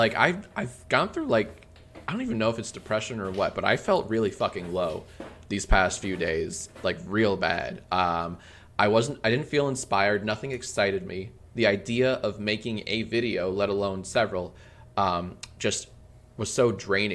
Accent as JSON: {"language": "English", "region": "Maryland", "country": "United States", "tie": "born or raised there", "moved": "as an adult", "lives_now": "Los Angeles, United States", "said": "I'm from Maryland. I grew up in Maryland"}